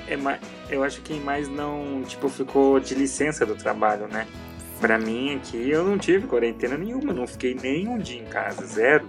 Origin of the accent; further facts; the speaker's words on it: Minas Gerais, Brazil; now in Curitiba, Brazil; Eu mudei de Minas para cá, para Curitiba